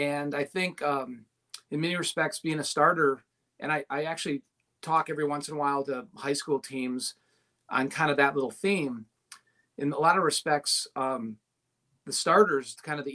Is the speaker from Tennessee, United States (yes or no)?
no; Milwaukee, Wisconsin, United States; moved away as an adult; now in Cincinnati, United States; I'm a kid from Milwaukee.